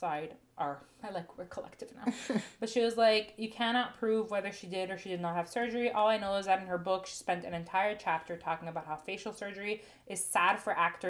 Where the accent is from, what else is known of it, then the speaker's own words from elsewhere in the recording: Canada; we're Canadian